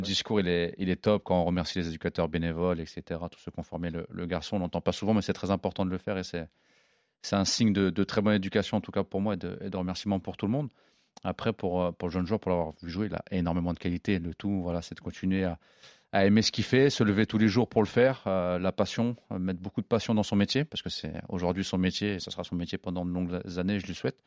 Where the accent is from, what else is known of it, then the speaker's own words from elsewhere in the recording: Évreux, Normandy, France; j'ai grandi avec lui à Évreux